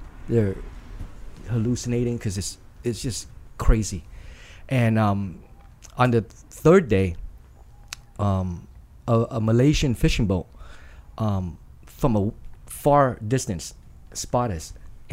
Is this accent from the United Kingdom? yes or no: no; Vietnam; also born or lived in Saigon; now in United States; emigrated from Vietnam to America